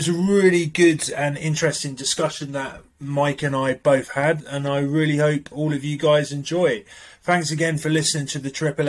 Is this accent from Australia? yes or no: no; United Kingdom; moved away; considering I'm a British man that moved abroad